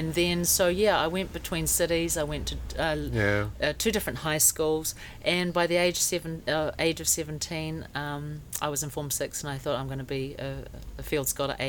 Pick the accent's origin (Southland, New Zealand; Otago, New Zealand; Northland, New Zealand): Otago, New Zealand; Dunedin; also born or lived in Auckland, New Zealand / Gold Coast, Australia; now in Hong Kong; I grew up in Dunedin, South Island, New Zealand